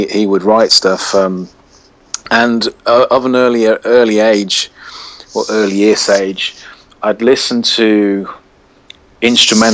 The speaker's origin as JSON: {"language": "English", "town": "Birmingham", "region": "West Midlands", "country": "United Kingdom", "tie": "born or raised there", "said": "Born and bred in Birmingham"}